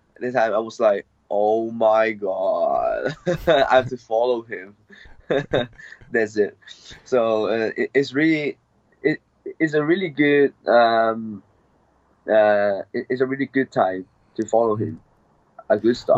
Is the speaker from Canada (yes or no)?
no; Hong Kong; I grew up in Hong Kong, and I uh, born in Hong Kong